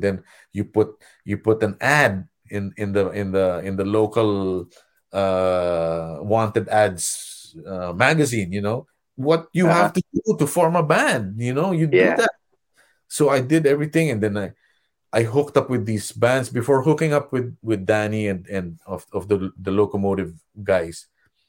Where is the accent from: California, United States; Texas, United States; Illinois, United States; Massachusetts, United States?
California, United States; as a Californian, as an Orange County person, and I would just stay in my room and not socialize with anybody